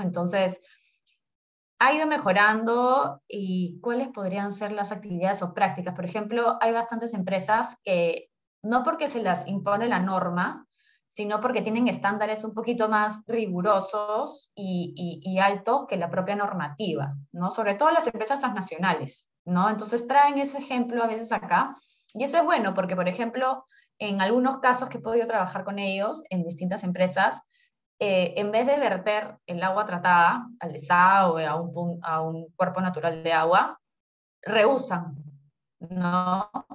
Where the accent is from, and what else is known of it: Peru